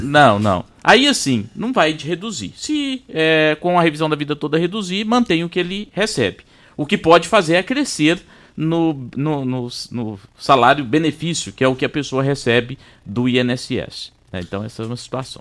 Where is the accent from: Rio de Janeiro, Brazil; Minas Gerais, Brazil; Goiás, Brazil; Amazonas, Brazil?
Goiás, Brazil; Itumbiara; eu sou de Tumbiara